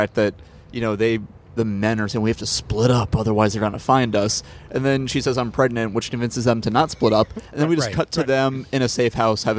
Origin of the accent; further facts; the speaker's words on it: Florida, United States; I'm from Florida.